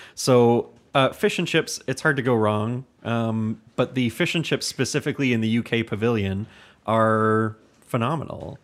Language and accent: English; Hamilton, Ontario, Canada; We're from Hamilton, Ontario